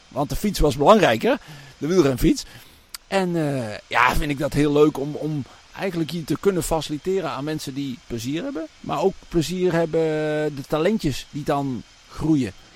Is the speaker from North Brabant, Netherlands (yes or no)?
yes; Lage Zwaluwe, North Brabant, Netherlands; also born or lived in Raamsdonksveer; now in Made, Netherlands; Want mijn geboortedorp is natuurlijk Laag Daar ben ik natuurlijk opgegroeid. En toen op mijn elfde naar Maden gekomen